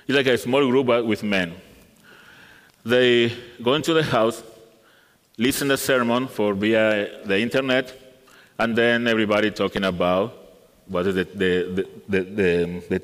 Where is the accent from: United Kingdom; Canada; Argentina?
Argentina; English is a second language; moved away as an adult; now in South Carolina, United States; I am from Argentina